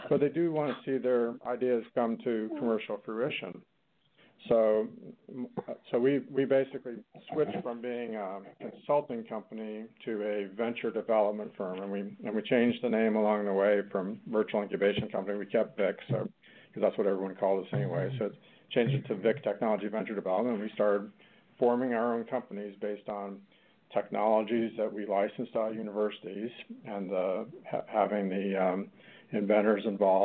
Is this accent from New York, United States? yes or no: no; Arkansas, United States; came back to my home state of Arkansas